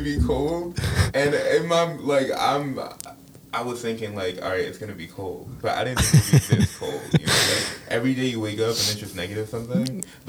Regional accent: Cleveland, Ohio, United States; moved away; I'm from Cleveland, Ohio.

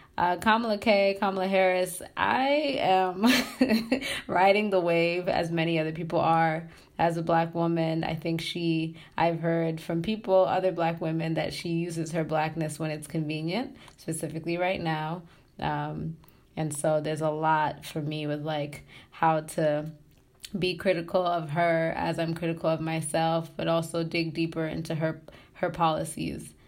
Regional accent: Tanzania; moved away; also born or lived in Massachusetts / Pennsylvania / Michigan; I'm from Tanzania

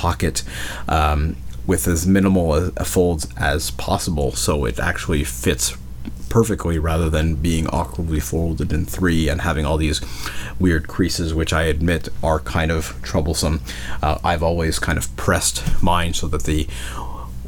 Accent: Montreal, Quebec, Canada; now in Quebec City, Canada; there in Montreal, my hometown

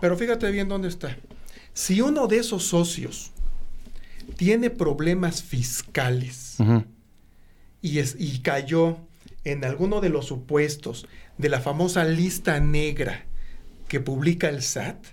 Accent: Mexico; todos como mexicanos, por el hecho de ser mexicanos

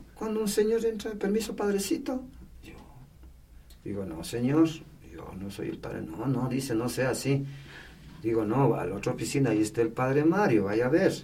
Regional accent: Patate, Tungurahua, Ecuador; Yo soy de Patati

